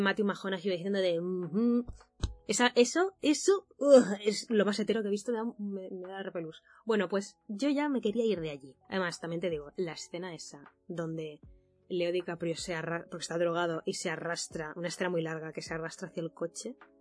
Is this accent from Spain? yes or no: yes; Mallorca, Balearic Islands, Spain; moved away as an adult; also born or lived in Valencia; Yo soy de Mallorca